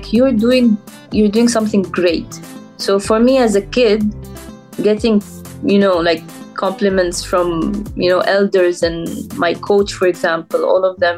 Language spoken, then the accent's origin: English; Dubai, United Arab Emirates; I'm personally from Dubai, so I travel every day there